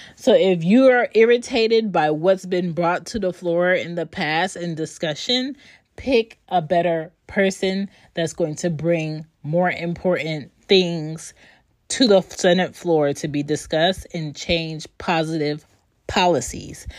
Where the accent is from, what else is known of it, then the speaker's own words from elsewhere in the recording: Philadelphia, Pennsylvania, United States; now in Georgia, United States; I am from Philly, but I do not live in Philly